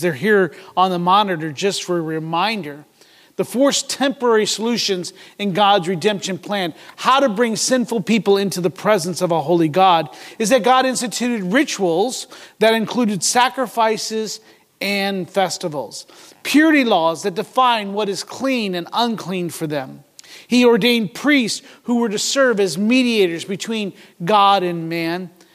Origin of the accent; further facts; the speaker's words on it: United States; as American